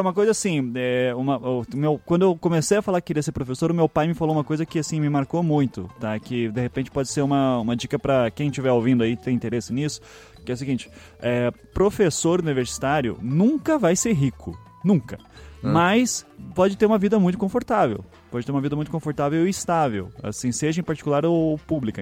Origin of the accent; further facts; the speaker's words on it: Curitiba, Paraná, Brazil; accent: Curitibano; also born or lived in Northeast Brazil; Eu só nasci lá, com seis meses de vida já tava em Curitiba